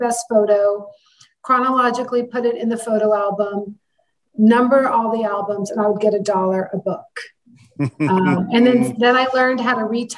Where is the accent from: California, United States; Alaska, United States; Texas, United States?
California, United States; San Francisco; I had moved home. I'm from San Francisco. I'm from the Bay Area.